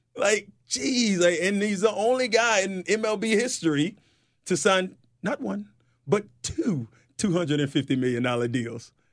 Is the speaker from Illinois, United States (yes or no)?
no; White Springs, Florida, United States; I'm from White Springs, Florida